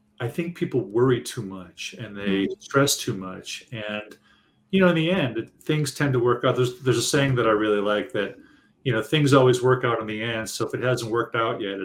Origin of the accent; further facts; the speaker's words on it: Detroit, Michigan, United States; I'm from Detroit